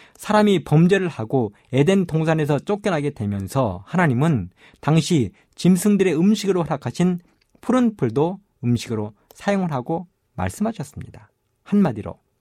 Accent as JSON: {"language": "Korean", "country": "South Korea", "tie": "born or raised there", "said": "어릴 적 저는 섬진강가에 살면서"}